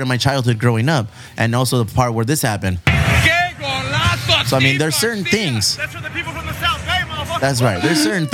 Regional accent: Chula Vista, California, United States; people from Chula Vista, Southern California, we have accents that are very distinguishable

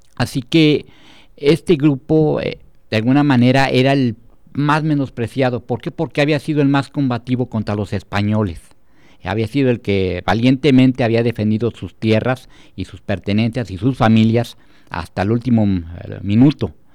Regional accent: Celaya, Guanajuato, Mexico; quienes somos de Celaya

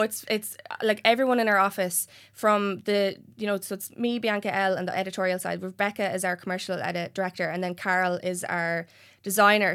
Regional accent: Enniscorthy, Leinster, Ireland; born or raised there

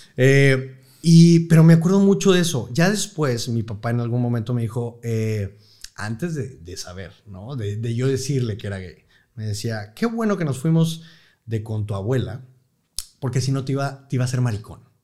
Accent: Monterrey, Nuevo León, Mexico; estudio aquí en Monterrey, eh, siempre en colegios maristas, en el Instituto Franco Mexicano

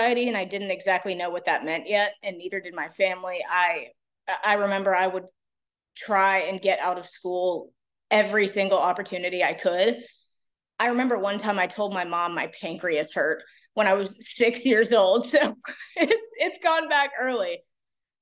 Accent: Raleigh, North Carolina, United States; now in Wilmington, United States; I'm originally from Raleigh

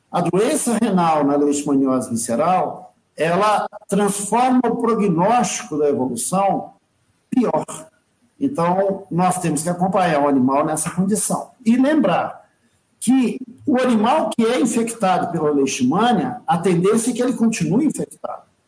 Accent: Brazil; como brasileiro

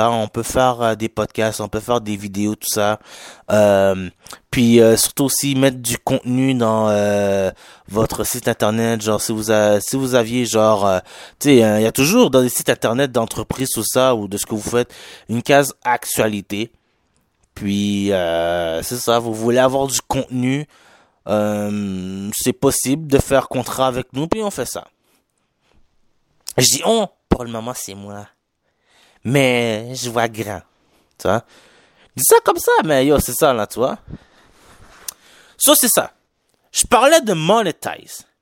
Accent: Quebec, Canada; accent: Haitian; est-ce que vous voyez par mon accent que je suis un peu haïtien? Ouais, je suis un Québécois d'origine haïtienne.

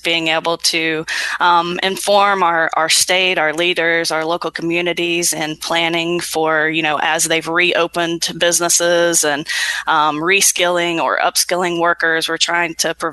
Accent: Ashland, Kentucky, United States; I'm from Kentucky. I grew up in Ashland

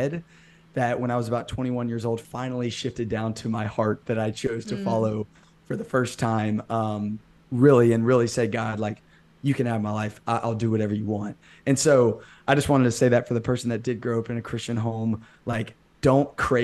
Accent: Birmingham, Alabama, United States; I'm from Birmingham, Alabama. I've lived here my whole life

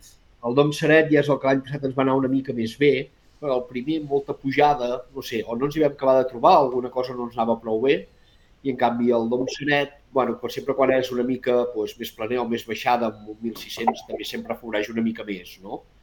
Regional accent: Arbúcies, Catalonia, Spain; nosaltres som d'Arbúcies

